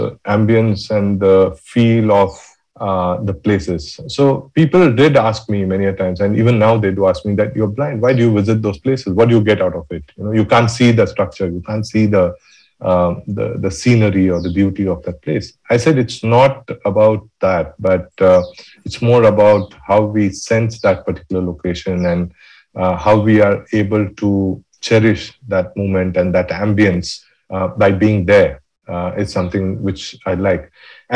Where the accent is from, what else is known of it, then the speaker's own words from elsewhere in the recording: South India, India; now in National Capital Region, India; I'm from South and now I live in the North. I live in NCR.